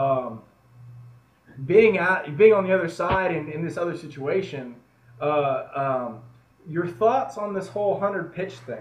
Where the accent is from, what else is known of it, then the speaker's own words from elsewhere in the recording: United States; being an an American guy down in Mexico